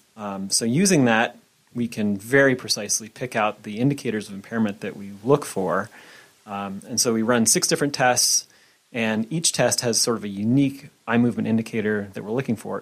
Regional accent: Bitterroot Valley, Montana, United States; I'm actually from Montana. Yeah, I, I grew up in the Bitterroot Valley

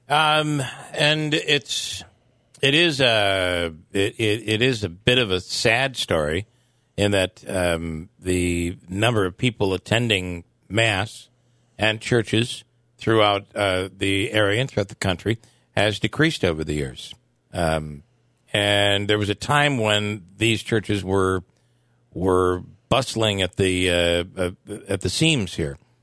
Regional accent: the Mohawk Valley, New York, United States; I grew up in the Valley and spent some time at St. Mary's in Little Falls

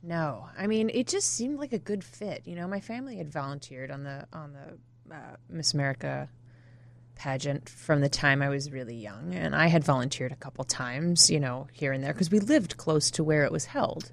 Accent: New Jersey, United States; moved away; also born or lived in Toledo, Ohio / Illinois; I grew up in New Jersey, uh, South Jersey outside of Philadelphia

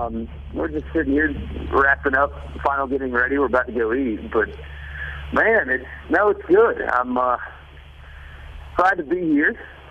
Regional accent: South Carolina, United States; my hometown in South Carolina got snow this week

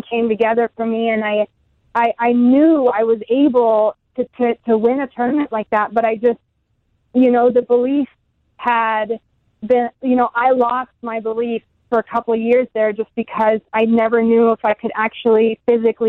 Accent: Germany; moved away; also born or lived in United States; I'm German, or I grew up in Germany, but I spent a lot of time in the States

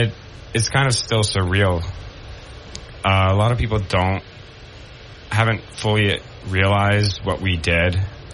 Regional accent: Rockaway Beach, New York, United States; now in Binghamton, United States; Yeah, so I grew up in Rockaway Beach, Queens.

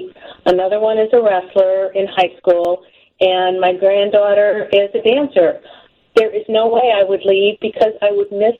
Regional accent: Park Ridge, Illinois, United States; I grew up in Park Ridge. I have lived here all my life.

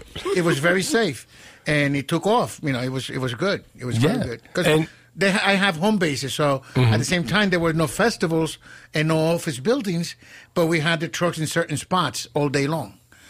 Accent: Elizabeth, New Jersey, United States; I grew up in Elizabeth, which was back then Cubans and Puerto Ricans.

